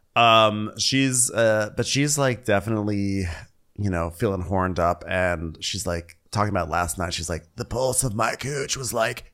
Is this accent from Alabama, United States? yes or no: no; Los Angeles, California, United States; here in in my hometown